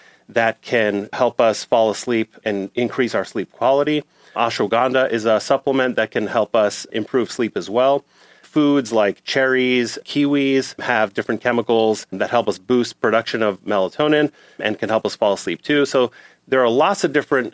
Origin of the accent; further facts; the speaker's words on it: New York City, New York, United States; I grew up in New York City